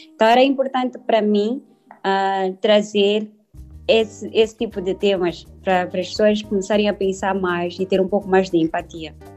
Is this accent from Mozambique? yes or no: yes; Maputo, Mozambique; nasci na província de Maputo, em Moçambique